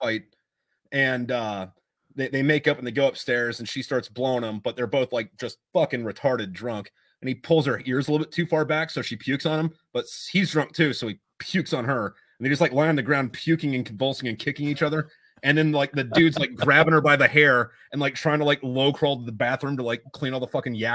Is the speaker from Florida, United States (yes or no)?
yes; Jacksonville, Florida, United States; I'm from Jacksonville, Florida